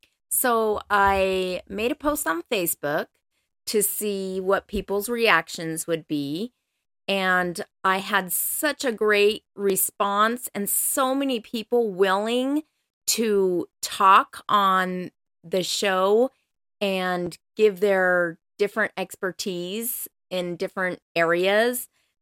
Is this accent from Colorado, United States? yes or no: yes; Colorado, United States; now in Utah, United States; I am originally from Colorado. That's where I grew up. But I have been in Utah now for most of my life, like 28 years, something like that.